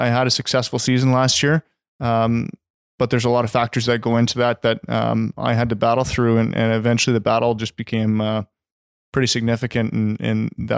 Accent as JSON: {"language": "English", "town": "Halifax", "region": "Nova Scotia", "country": "Canada", "tie": "born or raised there", "also_born_or_lived": "Abbotsford, Canada", "said": "I was born in Abbotsford, spent a few years here with my family, and then my dad was transferred over to back east, and we grew up there. I spent my Timbits hockey career over in Halifax."}